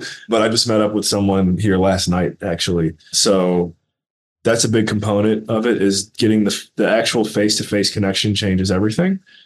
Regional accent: Cleveland, Ohio, United States; my hometown, Cleveland, Ohio

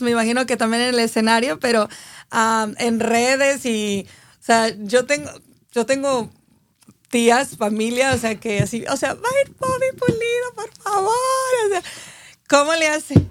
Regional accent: Aguascalientes, Mexico; yo soy de Aguascalientes

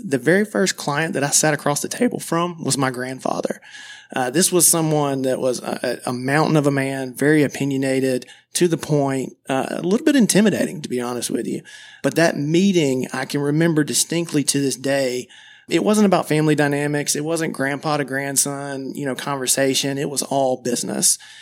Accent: Madison, Georgia, United States; I grew up in Madison, Georgia, which is a very small town, about thirty minutes south of Athens, Georgia

